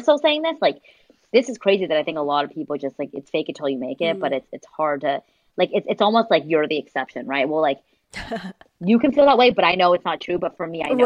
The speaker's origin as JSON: {"language": "English", "area": "Orange County", "region": "California", "country": "United States", "tie": "born or raised there", "also_born_or_lived": "San Diego, United States", "moved": "as an adult", "lives_now": "San Francisco, United States", "said": "I grew up in Orange County, I went to school in San Diego"}